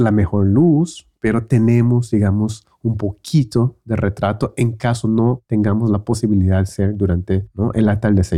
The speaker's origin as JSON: {"language": "Spanish", "country": "Brazil", "said": "en Brasil empezamos la escuela en enero"}